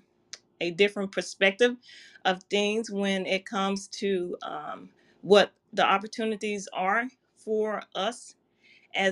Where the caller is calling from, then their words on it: Memphis, Tennessee, United States; I am calling in from Memphis, Tennessee